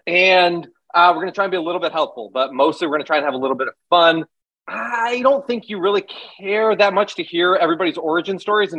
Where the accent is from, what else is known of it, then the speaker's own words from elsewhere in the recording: California, United States; I don't think I can say hella yet. I'm not allowed. I'm from California.